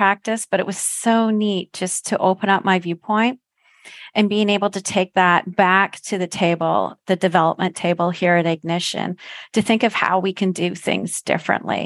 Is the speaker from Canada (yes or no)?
yes; Canada; I'm a Canadian